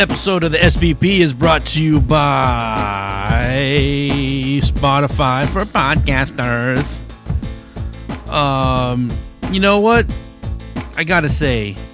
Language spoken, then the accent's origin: English; Hayward, California, United States; downtown Hayward, my hometown